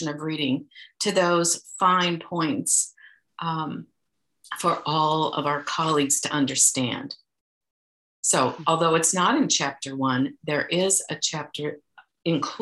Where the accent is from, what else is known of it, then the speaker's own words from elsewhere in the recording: Iowa, United States; we are from Iowa